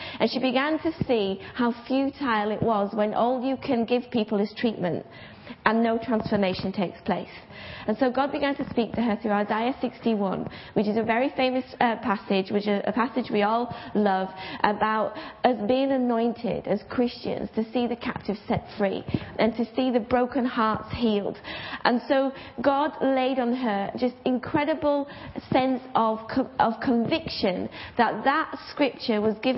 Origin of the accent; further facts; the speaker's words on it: Bradford, Yorkshire and the Humber, United Kingdom; I'm from Bradford